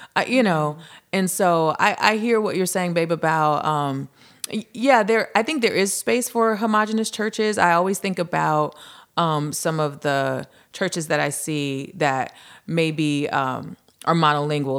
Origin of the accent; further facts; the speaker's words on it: Lynwood, California, United States; I was born and raised in Linwood, California, which is, um, a neighboring city to Compton